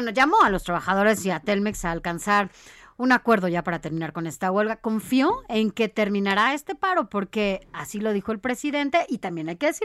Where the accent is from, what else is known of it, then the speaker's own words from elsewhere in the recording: Mexico; por supuesto que como mexicanos sabemos que invierte muchísimo nuestro país